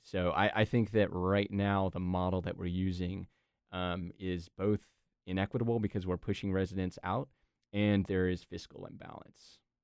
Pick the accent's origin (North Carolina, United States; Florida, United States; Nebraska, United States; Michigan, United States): North Carolina, United States; Durham; I was born and raised in Durham